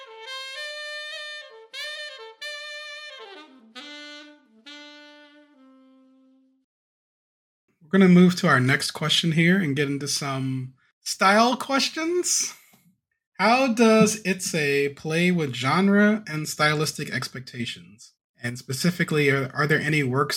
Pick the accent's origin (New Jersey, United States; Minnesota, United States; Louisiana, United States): Louisiana, United States; New Orleans; I'm from New Orleans, which can jokingly be described as the northernmost Caribbean city